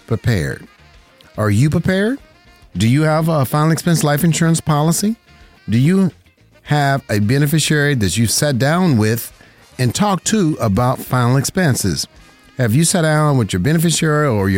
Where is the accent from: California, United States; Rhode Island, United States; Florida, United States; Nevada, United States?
Nevada, United States; Las Vegas; right here in my home state, Las Vegas, Nevada